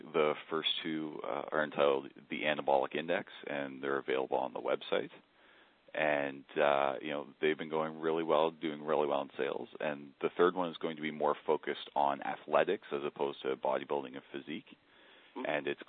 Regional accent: Kitchener-Waterloo, Ontario, Canada; Just southwest of you, Kitchener-Waterloo, and that's if you've never heard of Waterloo, you probably will within the next decade.

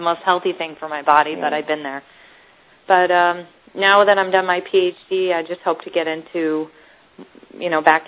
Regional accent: Northern British Columbia, Canada; moved away as an adult; now in United States

